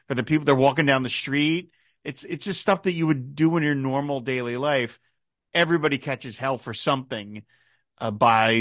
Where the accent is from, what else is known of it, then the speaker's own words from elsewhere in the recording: Philadelphia, Pennsylvania, United States; my hometown of Philadelphia